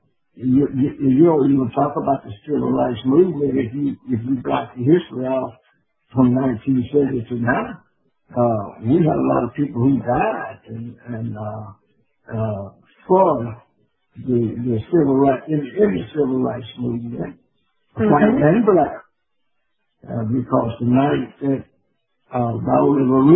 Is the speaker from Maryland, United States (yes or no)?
no; Chilton County, Alabama, United States; when I grew up in Chilton County, we only had one black school